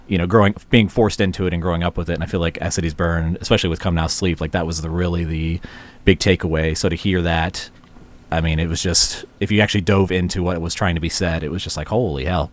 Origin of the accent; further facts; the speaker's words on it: the South, United States; growing up in the South at the time